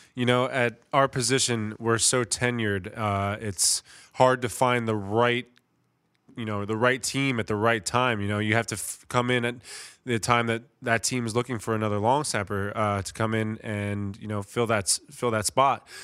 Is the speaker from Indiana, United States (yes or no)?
no; Middletown, New Jersey, United States; moved away as an adult; now in Philadelphia area, United States; I'm a Jersey guy. I'm from Middletown, New Jersey, which is only about an hour away from here